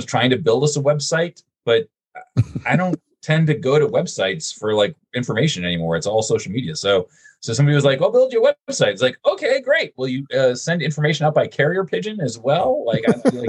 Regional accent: Rhode Island, United States; So I grew up in Rhode Island, and Rhode Island is a very small state.

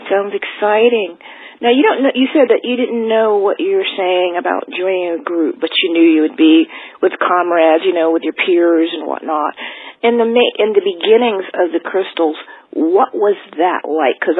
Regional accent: New Brunswick, New Jersey, United States; moved away; East Coast. I'm from Jersey. I'm New Brunswick.

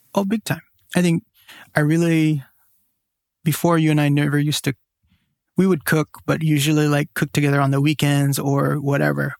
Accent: San Joaquin Valley, California, United States; I grew up in the San Joaquin Valley, which is all mainly flat, which is a valley.

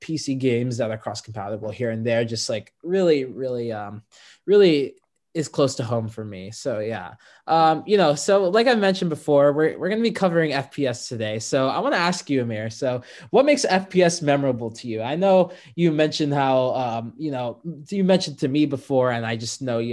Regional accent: Fontana, California, United States; I'm from SoCal, specifically Fontana, California.

